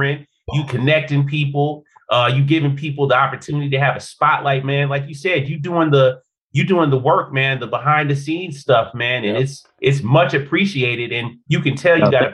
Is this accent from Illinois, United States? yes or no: yes; Chicago, Illinois, United States; growing up in Chicago, the Midwest